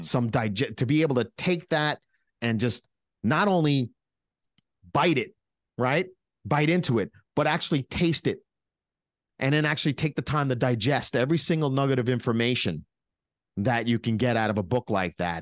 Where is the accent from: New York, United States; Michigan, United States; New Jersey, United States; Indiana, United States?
New York, United States; We're from New York.